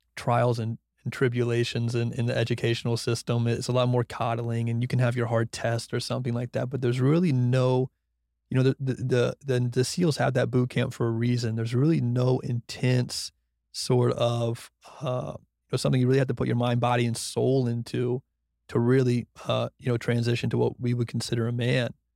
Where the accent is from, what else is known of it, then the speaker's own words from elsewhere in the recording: Brunswick, Georgia, United States; moved away as an adult; now in Austin, United States; from Brunswick, Georgia, who went to F S U